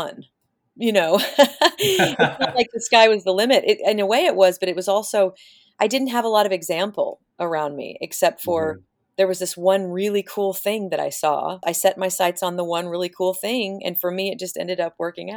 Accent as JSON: {"language": "English", "region": "Oklahoma", "country": "United States", "tie": "born or raised there", "said": "I grew up in Oklahoma"}